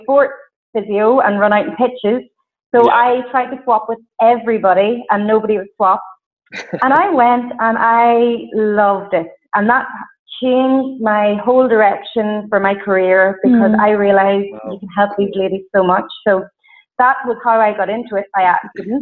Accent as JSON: {"language": "English", "area": "County Fermanagh", "region": "Northern Ireland", "country": "United Kingdom", "said": "I'm from a really rural place in Northern Ireland called County Fermanagh"}